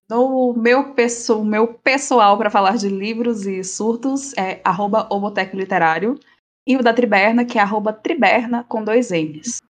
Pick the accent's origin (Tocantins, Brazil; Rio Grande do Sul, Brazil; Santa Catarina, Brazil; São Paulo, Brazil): Tocantins, Brazil; eu sou do Tocantins, tá? Interior Tocantins.